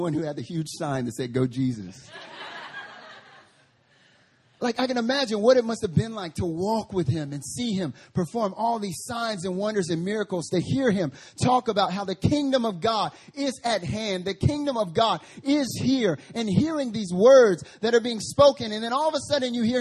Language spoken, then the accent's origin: English; North Carolina, United States; now in Seoul, South Korea; I'm from North Carolina